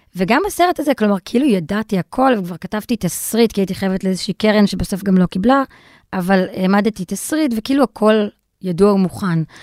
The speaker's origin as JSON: {"language": "Hebrew", "country": "Israel", "tie": "born or raised there", "said": "כי גדלתי בישראל, ואבא שלי וסבתא שלי דיברו ערבית לידי"}